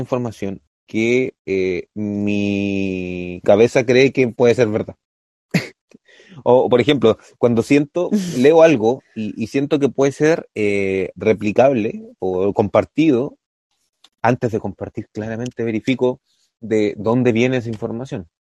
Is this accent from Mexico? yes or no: no; Chile; nosotros como chilenos